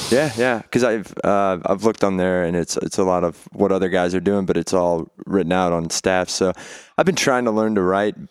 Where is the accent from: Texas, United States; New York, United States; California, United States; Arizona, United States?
Texas, United States; Beaumont; I'm from Beaumont, Texas, and I was playing, uh, all around town